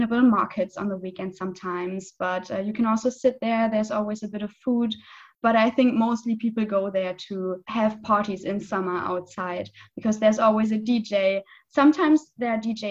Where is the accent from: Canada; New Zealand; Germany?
Germany; western Germany; moved away as an adult; now in Cottbus, Germany; my hometown is really like the west of the west of the west. So it's really the other side of Germany.